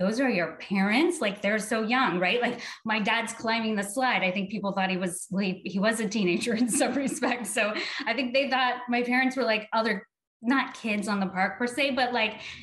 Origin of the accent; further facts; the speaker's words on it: Salem, Oregon, United States; I grew up in Salem.